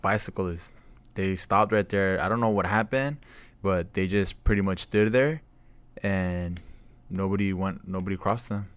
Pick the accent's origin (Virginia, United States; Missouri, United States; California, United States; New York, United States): California, United States; Camarillo; growing up in Camarillo